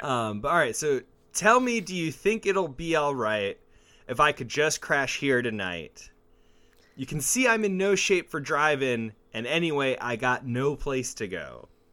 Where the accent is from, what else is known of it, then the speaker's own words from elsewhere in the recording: Mesa, Arizona, United States; growing up in Mesa and being in the music scene